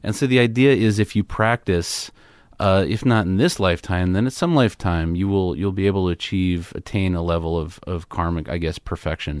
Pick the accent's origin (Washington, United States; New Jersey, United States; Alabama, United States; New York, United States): New York, United States; New York City; I grew up in Queens, New York